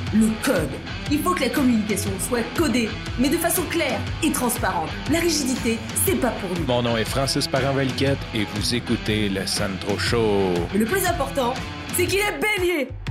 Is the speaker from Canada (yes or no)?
yes; Canada; accent: French Canadian; first language French; mon accent French Canadian accent